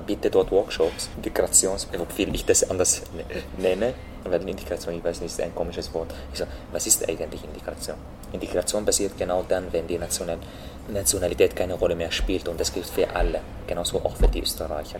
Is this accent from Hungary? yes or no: no; Syria; German is a second language; moved away as an adult; also born or lived in Lebanon / Turkey; now in Austria; dass ich Syrer sage